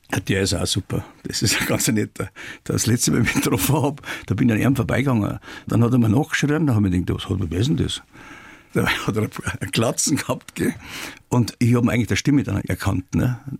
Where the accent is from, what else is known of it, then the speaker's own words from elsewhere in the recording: Traunstein, Bavaria, Germany; ich bin in der Haslacher Straße geboren und das Priesterseminar war ungefähr 600 Meter weg. Und als ich dann 17 oder 16, 17 Jahre alt war, dann habe ich dann die Taucherausbildung gemacht und die konnte man in Traunstein ja nur im Priesterseminar machen